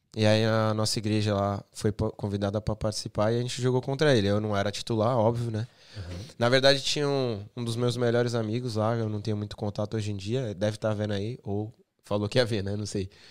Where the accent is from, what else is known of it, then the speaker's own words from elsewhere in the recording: Santos, São Paulo, Brazil; moved away as an adult; also born or lived in England; now in United Kingdom; em Santos é, tem o Morro São Bento, que é de onde eu sou.